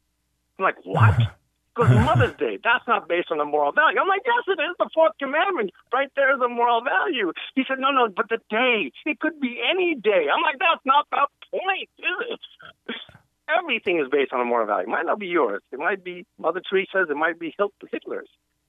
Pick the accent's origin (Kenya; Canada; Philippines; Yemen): Yemen; now in United States; I'm an immigrant to this country, right? I came here from Yemen. We were kicked out of Yemen.